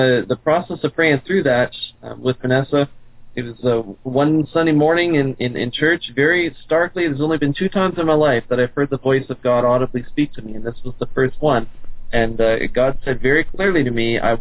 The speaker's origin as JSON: {"language": "English", "town": "Sherwood Park", "region": "Alberta", "country": "Canada", "tie": "born or raised there", "also_born_or_lived": "Louisville, Kentucky", "moved": "as an adult", "lives_now": "Shawnee, United States", "said": "I was raised in Canada. Edmonton, Alberta is home. I grew up in a suburb just outside of Edmonton, Sherwood Park, Alberta"}